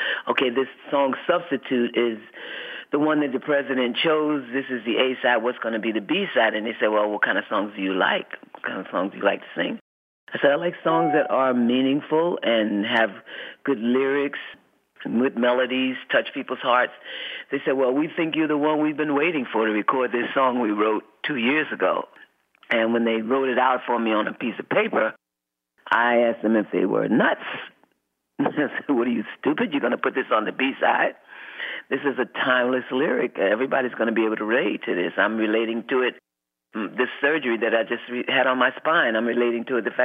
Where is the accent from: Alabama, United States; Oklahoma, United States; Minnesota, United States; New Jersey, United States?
New Jersey, United States; This is home, but I probably would have made it home had I not been born here